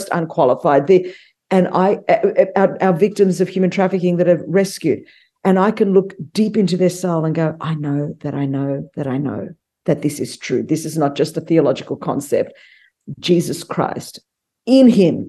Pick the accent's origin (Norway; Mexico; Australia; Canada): Australia; moved away as an adult; now in United States; I grew up immigrant in Australia, very ostracized and marginalized out of Australian culture for being Greek